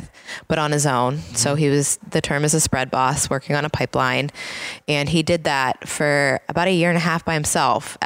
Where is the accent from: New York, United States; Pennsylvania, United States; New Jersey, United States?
Pennsylvania, United States; Pittsburgh; we're from Pittsburgh